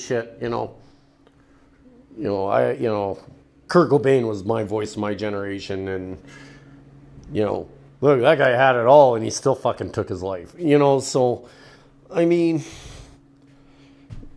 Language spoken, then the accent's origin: English; Canada; in Canada here, being Canadian